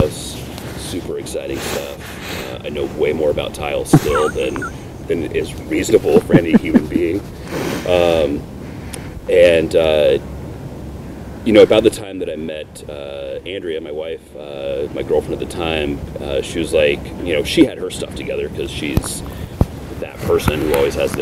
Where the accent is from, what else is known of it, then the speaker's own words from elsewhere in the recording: Portland, Oregon, United States; also born or lived in Long Beach, California; I was raised in and around Portland. But mostly up near Mount Hood